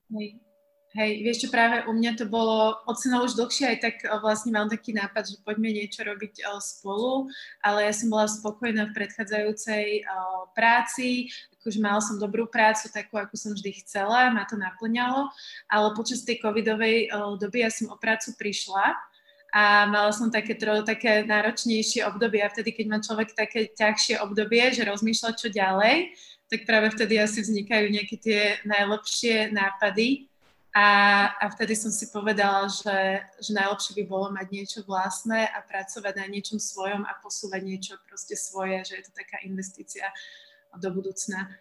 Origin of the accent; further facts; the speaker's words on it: Slovakia; Ja už som sa narodila na Slovensku, v podstate aj celý život som žila na Slovensku